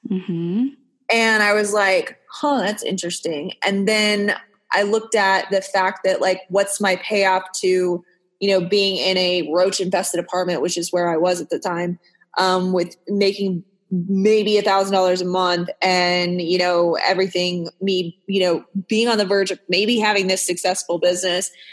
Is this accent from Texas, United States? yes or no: yes; Texas, United States; moved away; also born or lived in Orange County, California; I grew up in Texas